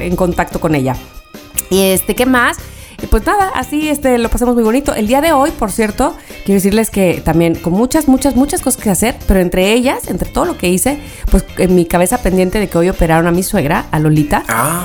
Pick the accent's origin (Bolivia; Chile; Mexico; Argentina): Mexico; de México